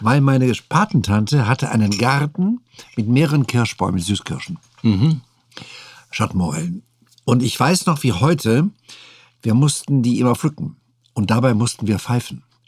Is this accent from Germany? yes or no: yes; North Rhine-Westphalia, Germany; moved away; also born or lived in Saarbrücken; ich kannte aus meiner Heimat eben westfälisch-rheinische Gerichte